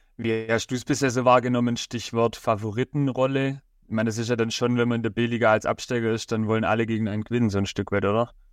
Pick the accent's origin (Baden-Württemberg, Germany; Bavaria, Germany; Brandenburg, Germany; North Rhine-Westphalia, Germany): Baden-Württemberg, Germany; Rottenburg im Neckartal; Ich komme ja aus Roderburg im Neckartal